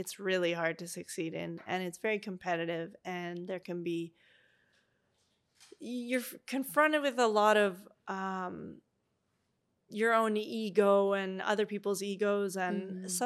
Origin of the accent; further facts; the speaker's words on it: Eastern Canada, Canada; now in British Columbia, Canada; And I grew up in the East, but I was like, I need something to change.